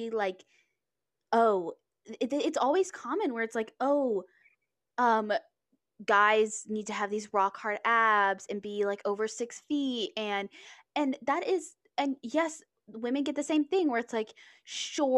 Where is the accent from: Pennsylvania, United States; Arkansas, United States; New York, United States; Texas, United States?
Texas, United States; I grew up in Texas.